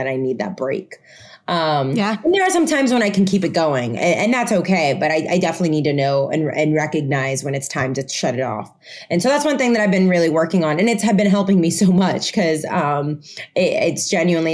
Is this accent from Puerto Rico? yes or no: yes; Puerto Rico; first language Spanish; English is a second language; also born or lived in Florida; now in New York, United States; I went to an American school in Puerto Rico since I was in school. So English, while Spanish was my first language, English was right there with it.